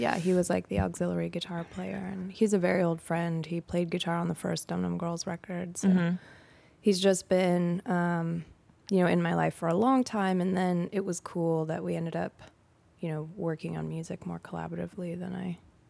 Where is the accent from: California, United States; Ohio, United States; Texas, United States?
California, United States; In the Bay Area, California.